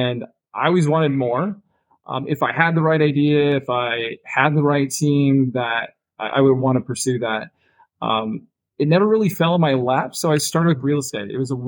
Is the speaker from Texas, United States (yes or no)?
no; Minnesota, United States; born there; now in San Diego, United States; But I was born in Minnesota. I live in San Diego today. Been in a few different parts of the country